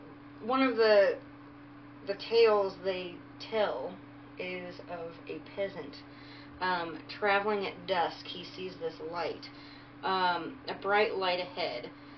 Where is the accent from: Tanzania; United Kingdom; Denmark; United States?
United Kingdom; England; We did this based on our heritage. Okay. Wisps, I am English.